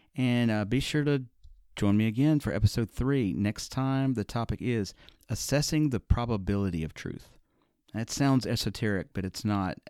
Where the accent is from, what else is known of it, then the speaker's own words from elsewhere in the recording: Birmingham, Alabama, United States; Growing up in the Deep South in Birmingham, Alabama